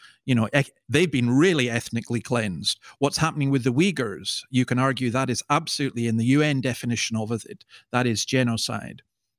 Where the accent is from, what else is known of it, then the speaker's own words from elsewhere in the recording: Scotland, United Kingdom; I mean, I'm a Scotsman. I don't show much emotion except on football terraces, and that's usually negative